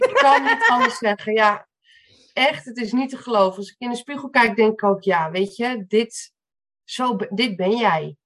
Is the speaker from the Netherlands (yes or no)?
yes; Amstelveen, North Holland, Netherlands; ik eh, kom uit Amstelveen.